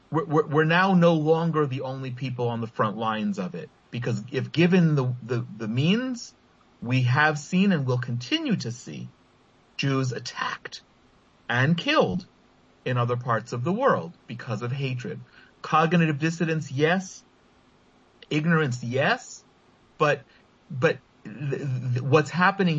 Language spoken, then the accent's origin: English; United States; now in Israel; I'm an Israeli Jew. I'm an American-born Jew. My orientation is still very American.